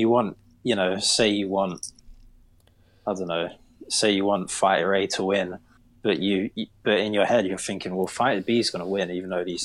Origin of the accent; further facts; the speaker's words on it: United Kingdom; I'm a Brit. Like, we have to stay up till like 4 in the morning